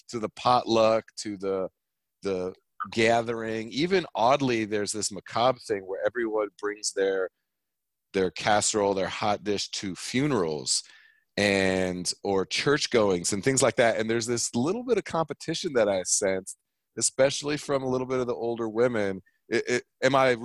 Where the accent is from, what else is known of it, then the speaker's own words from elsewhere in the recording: California, United States; moved away; also born or lived in Midwest; Being from California and then moving out to the Midwest